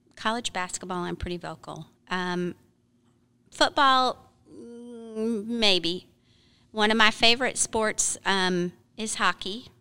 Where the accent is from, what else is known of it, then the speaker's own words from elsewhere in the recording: Michigan, United States; also born or lived in Florida; now in Arkansas, United States; I grew up in Michigan, most of my gardening, gardening that I learned was Michigan plants